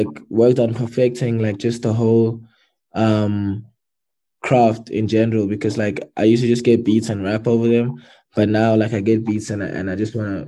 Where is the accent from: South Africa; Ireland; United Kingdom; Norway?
South Africa; Durban, KwaZulu-Natal; also born or lived in Pietermaritzburg; a kid grew up in Durban in Sydenham